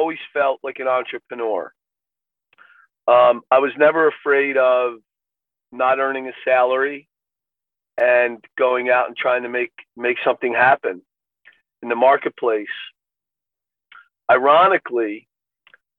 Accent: Philadelphia, Pennsylvania, United States; I grew up in Philadelphia, in the Philadelphia suburbs

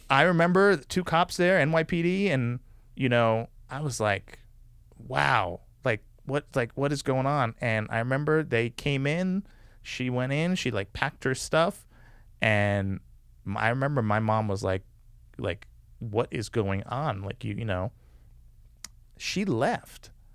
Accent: New York City, New York, United States; moved away; my mom moved to this neighborhood on Staten Island

